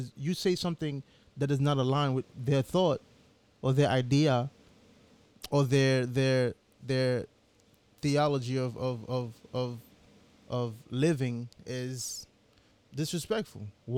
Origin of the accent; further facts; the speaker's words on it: Haiti; also born or lived in United States; I grew up in Haiti and in the U.S.